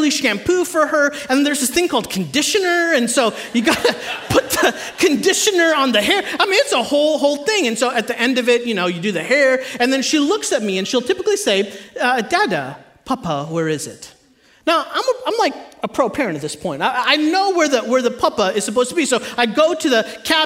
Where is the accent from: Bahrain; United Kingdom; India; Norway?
India; I'm Indian.